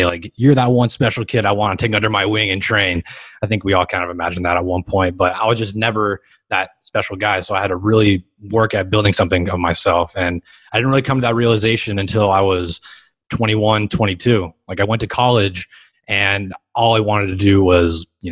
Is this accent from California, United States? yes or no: yes; Los Angeles, California, United States; I grew up here in Los Angeles, California, specifically in Hermosa Beach, Redondo Beach, Manhattan Beach, all 3 beach cities